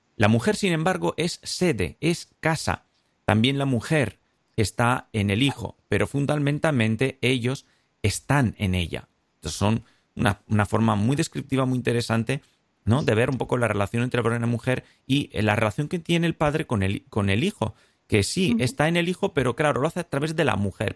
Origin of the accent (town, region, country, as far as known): Spain